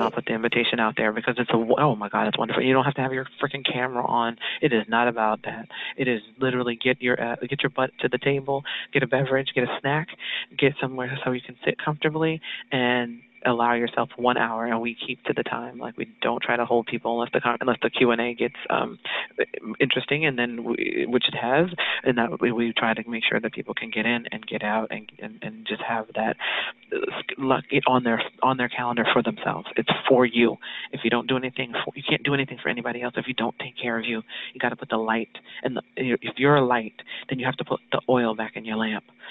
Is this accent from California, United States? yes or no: yes; California, United States; So I was always Hollywood because I was in New York, but I was from California.